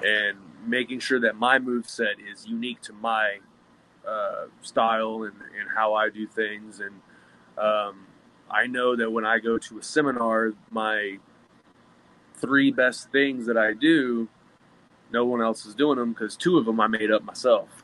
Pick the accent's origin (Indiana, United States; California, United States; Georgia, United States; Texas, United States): Texas, United States; Dallas; I came from the Dallas Fort Worth area.